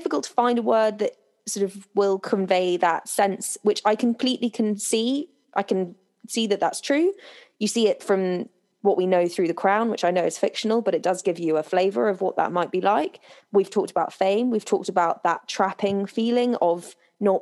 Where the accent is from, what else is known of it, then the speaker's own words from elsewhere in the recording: United Kingdom; me and you growing up in Britain